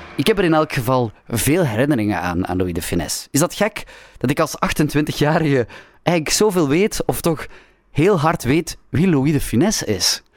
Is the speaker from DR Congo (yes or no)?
no; the French border, Flanders, Belgium; ik ben opgegroeid op de Franse grens.